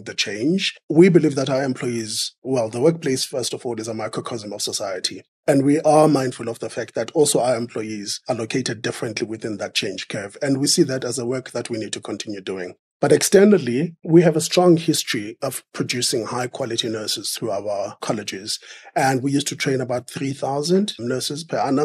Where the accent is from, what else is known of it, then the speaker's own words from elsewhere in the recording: South Africa; I am a South African